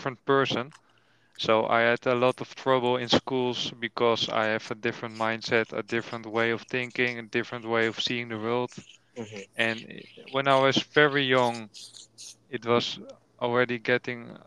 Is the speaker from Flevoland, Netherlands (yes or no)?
yes; Almere, Flevoland, Netherlands; English is a second language; In Almere, nearby Amsterdam, 25 minutes driving. That's why I'm born and raised